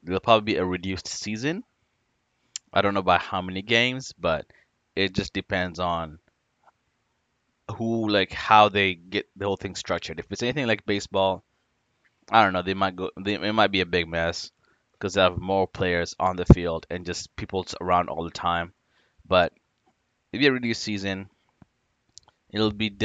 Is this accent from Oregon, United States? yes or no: no; Washington, United States; I'm from Washington State